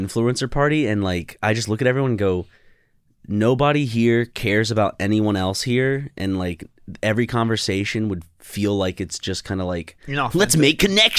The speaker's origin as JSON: {"language": "English", "region": "South Carolina", "country": "United States", "tie": "born or raised there", "said": "I grew up in South Carolina."}